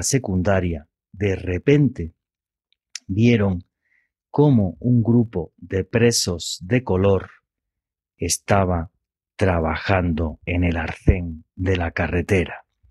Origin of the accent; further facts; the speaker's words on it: Andalusia, Spain; now in Colombia; de la región que yo soy del sur de España